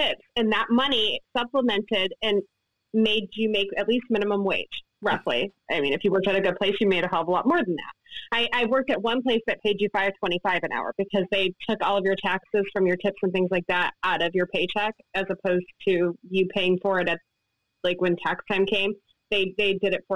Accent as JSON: {"language": "English", "town": "Ann Arbor", "region": "Michigan", "country": "United States", "tie": "born or raised there", "moved": "yes", "lives_now": "Ohio, United States", "said": "I grew up in Ann Arbor."}